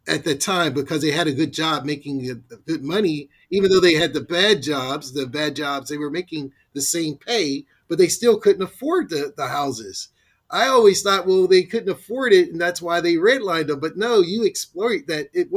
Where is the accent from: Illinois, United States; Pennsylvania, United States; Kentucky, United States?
Pennsylvania, United States; Pittsburgh; now in Tampa, United States; I'm in Tampa, Florida. I'm from Pittsburgh, Pennsylvania.